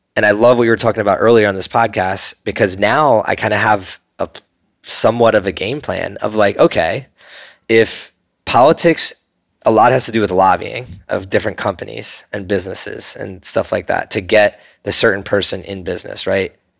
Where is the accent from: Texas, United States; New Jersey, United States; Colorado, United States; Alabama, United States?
New Jersey, United States; I grew up in New Jersey